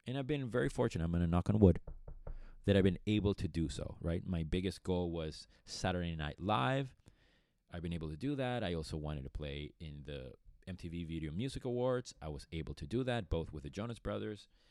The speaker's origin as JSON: {"language": "English", "town": "Caracas", "region": "Capital District", "country": "Venezuela", "tie": "born or raised there", "also_born_or_lived": "Boston, Massachusetts", "moved": "yes", "said": "I was born and raised in Caracas, Venezuela"}